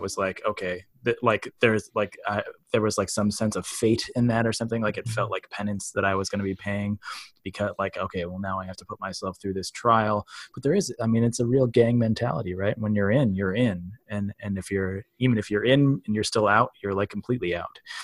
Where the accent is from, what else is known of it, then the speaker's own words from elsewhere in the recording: Midwest, United States; growing up in the Midwest as in a white town as a white kid